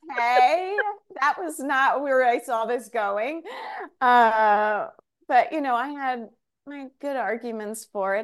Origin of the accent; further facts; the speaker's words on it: Cedar Grove, New Jersey, United States; also born or lived in Oxford, England / Woodland Park, New Jersey; I grew up, um, in New Jersey, Northern Jersey, a place called Cedar Grove, very close to Montclair